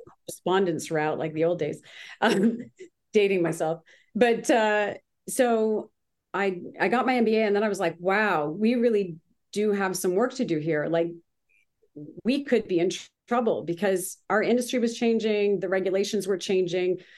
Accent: Grimsby, Ontario, Canada; now in Manhattan Beach, United States; I'm originally from Canada

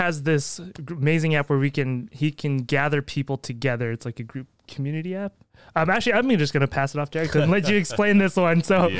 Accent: Canada; I'm from Canada, so no.

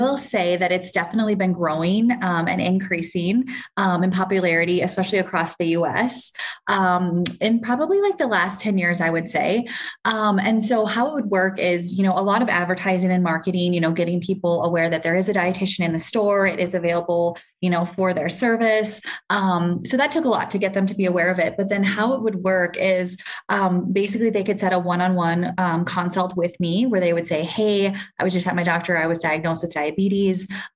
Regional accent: Minnesota, United States; moved away as an adult; now in Kenya; So I grew up in the US. I'm actually from Minnesota, did all my education there.

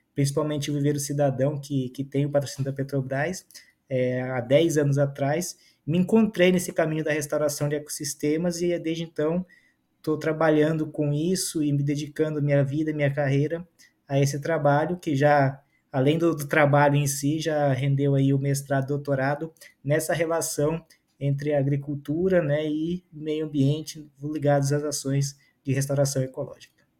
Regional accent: Amazon, Brazil; also born or lived in southern Brazil; eu vim do sul do Brasil para a Amazônia, ainda bebê, no colo da minha mãe

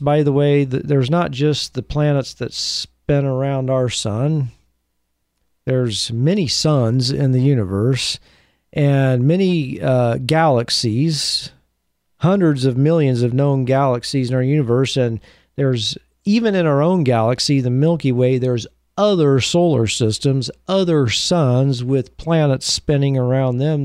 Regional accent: Beaverton, Oregon, United States; my hometown of Beaverton

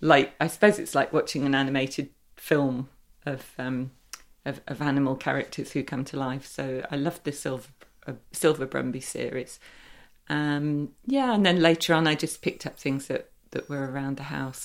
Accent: Derby, East Midlands, United Kingdom; I was brought up in Derby, um, and we had Little Over Library

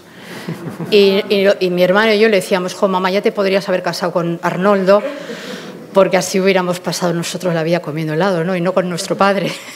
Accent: Bilbao, Basque Country, Spain; moved away; soy de Bilbao

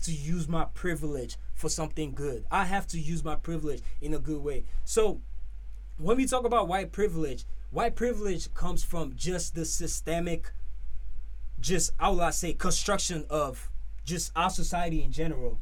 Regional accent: Nigeria; moved away as an adult; now in United States; growing up for me, growing up in Nigeria

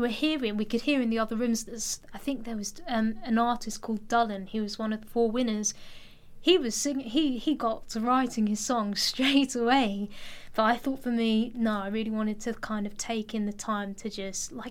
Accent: Enfield, London, United Kingdom; I come from Enfield

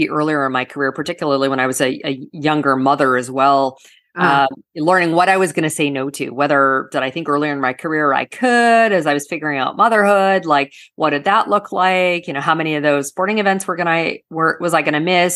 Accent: Canada; now in South Florida, United States; I'm originally from Canada. And so good Canadian girl, I play hockey

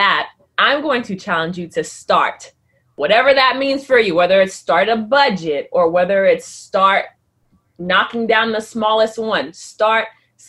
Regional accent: Port-au-Prince, Ouest, Haiti; I was born in Port-au-Prince. So my mom's side is from Port-au-Prince. That's where I was born. That's where we lived. But my dad is from Benin.

